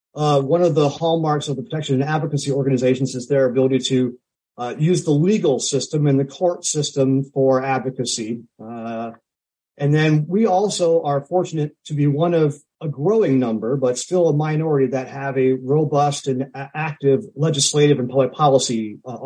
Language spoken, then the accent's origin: English; Omaha, Nebraska, United States; also born or lived in Syracuse, New York / Washington, D.C.; I am a native Nebraskan. I was born and raised in Omaha